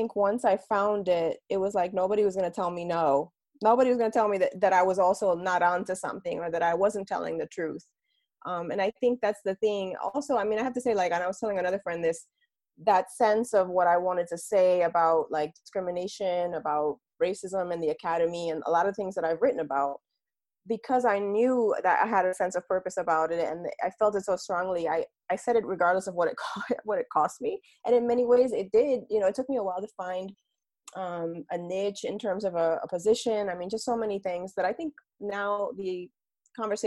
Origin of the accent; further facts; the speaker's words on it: Bayamón, Puerto Rico; I'm also a Puerto Rican woman. So I was born in Bayamon, Puerto Rico